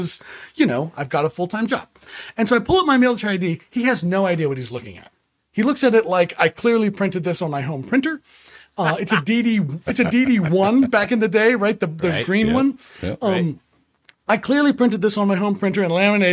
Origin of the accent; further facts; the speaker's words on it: Prince George's County, Maryland, United States; I grew up in Prince George's County, Maryland